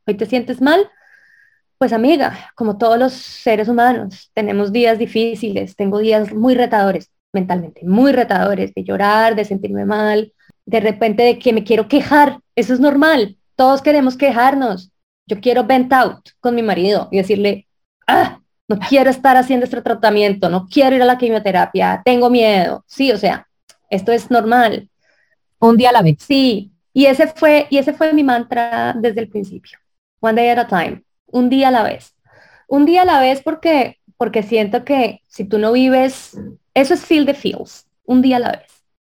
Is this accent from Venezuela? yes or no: no; Colombia; yo soy colombiana